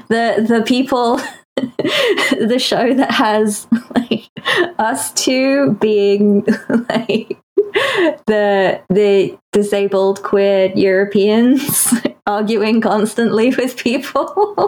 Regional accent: United Kingdom; I'm British.

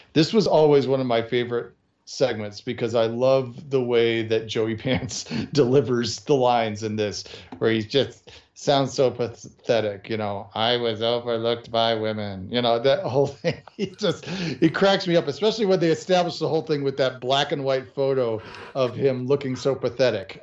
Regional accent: Chicago, Illinois, United States; I grew up in the Chicago area

